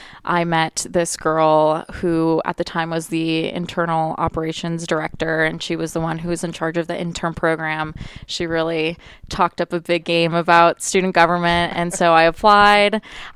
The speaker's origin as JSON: {"language": "English", "town": "Tucson", "region": "Arizona", "country": "United States", "said": "I actually thought that I was going to go to the U of A because I'm from Tucson."}